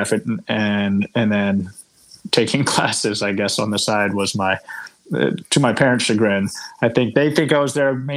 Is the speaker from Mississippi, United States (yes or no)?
no; Virginia, United States; moved away as an adult; also born or lived in Colorado; I grew up in Virginia on the East Coast